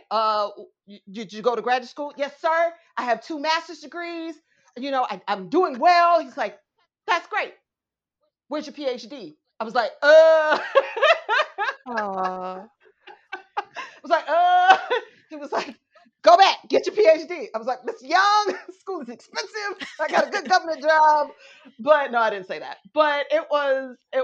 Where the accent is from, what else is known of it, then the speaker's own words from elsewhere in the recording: Atlanta, Georgia, United States; growing up in Atlanta, I was really little